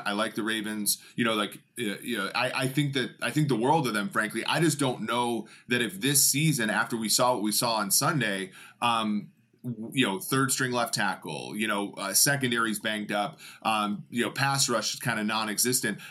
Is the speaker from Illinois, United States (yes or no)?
no; Cincinnati, Ohio, United States; my, my hometown